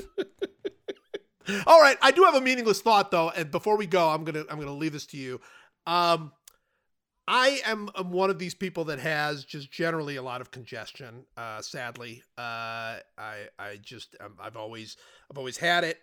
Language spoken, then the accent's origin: English; Cleveland, Ohio, United States; moved away; I grew up, it was, it was in Cleveland